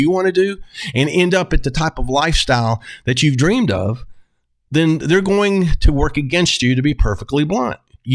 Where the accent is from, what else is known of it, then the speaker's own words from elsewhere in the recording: the South, United States; I'm from the South